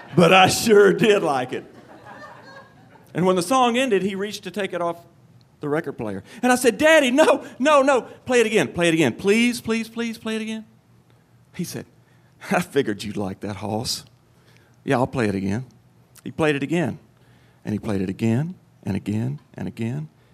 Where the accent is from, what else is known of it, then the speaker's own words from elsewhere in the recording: Cottage Grove, Tennessee, United States; I was eight years old, and I lived in my hometown of Cottage Grove, Tennessee.